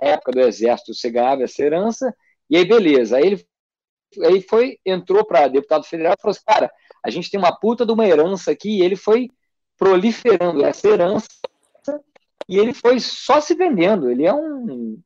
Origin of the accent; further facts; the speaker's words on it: Rio de Janeiro, Brazil; eu vim do Rio de Janeiro